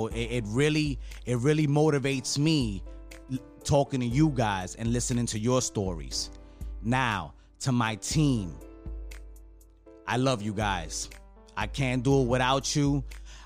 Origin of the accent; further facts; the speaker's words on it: New York City, New York, United States; I grew up in New York City